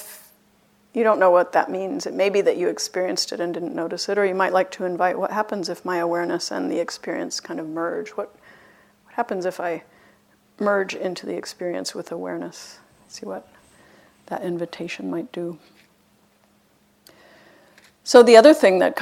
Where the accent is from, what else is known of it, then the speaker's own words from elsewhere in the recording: Boston, Massachusetts, United States; I'm even from Boston